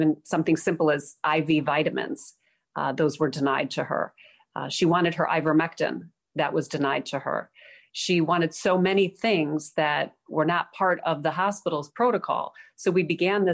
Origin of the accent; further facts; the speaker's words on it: Chicago, Illinois, United States; now in South Carolina, United States; Chicago, my hometown, former hometown. I'm now in South Carolina